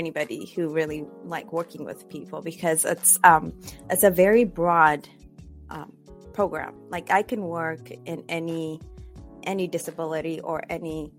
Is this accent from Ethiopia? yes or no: yes; Ethiopia; moved away as an adult; also born or lived in Cyprus / Indianapolis / California; now in Bay Area, California, United States; I was born and raised in Ethiopia. Finished high school there and I moved several places.